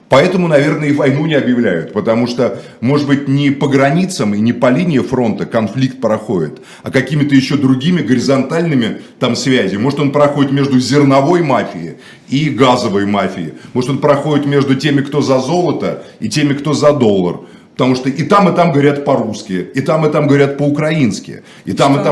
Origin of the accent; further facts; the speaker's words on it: Moscow, Russia; я не считаю себя украинцем. Отец. Я москвич, родился в Москве.